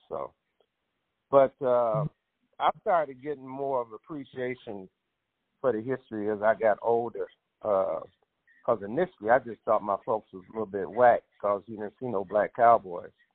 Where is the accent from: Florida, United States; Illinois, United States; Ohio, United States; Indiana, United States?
Illinois, United States; Chicago; I grew up in Chicago primarily